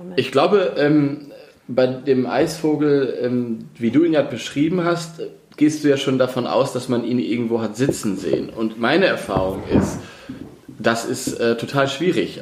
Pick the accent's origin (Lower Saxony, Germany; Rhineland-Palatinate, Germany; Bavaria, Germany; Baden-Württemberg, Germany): Lower Saxony, Germany; school in Osnabrück, a village in; moved away; komme ich ja aus, äh, aus dem Dorf in Niedersachsen, bin aber in ähm, Osnabrück zur Schule gegangen